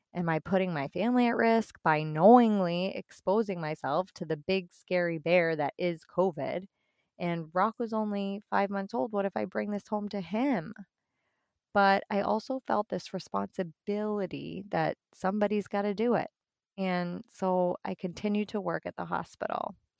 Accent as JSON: {"language": "English", "town": "Boston", "region": "Massachusetts", "country": "United States", "moved": "as an adult", "lives_now": "northwest Indiana, United States", "said": "I'm originally from the Boston area"}